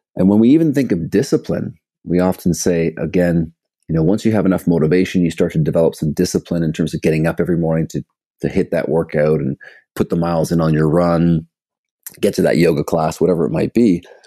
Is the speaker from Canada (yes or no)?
yes; Toronto, Ontario, Canada; also born or lived in British Columbia; I'm from Canada, from Toronto, background in sport growing up